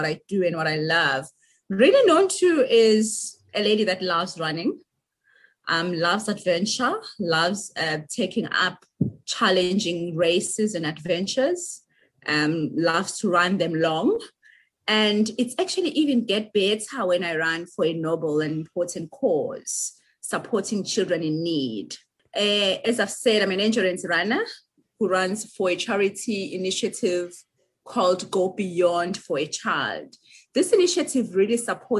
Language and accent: English; rural village in KwaZulu-Natal, South Africa; I too am a deep rural village girl. I hail from Seleni kwaMhlabuya Lengana, deep rural area in KwaZulu-Natal.